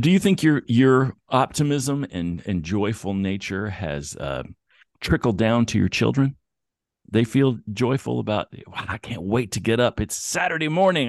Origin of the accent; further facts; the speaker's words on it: Bristol, United States; also born or lived in the South / eastern Tennessee and southwestern Virginia; now in California, United States; So Bristol is, uh, on the, on the Tennessee, Virginia state line.